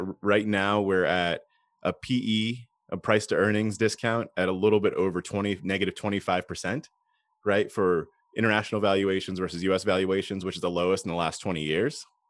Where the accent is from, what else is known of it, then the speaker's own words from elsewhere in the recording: United States; as an American